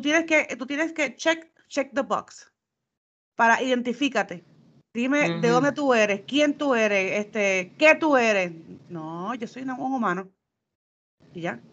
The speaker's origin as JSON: {"language": "Spanish", "country": "Puerto Rico", "moved": "yes", "said": "nosotros los boricuas"}